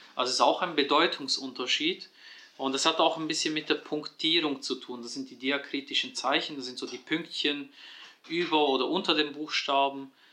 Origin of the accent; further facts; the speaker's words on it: Switzerland; in der Schweiz geboren und aufgewachsen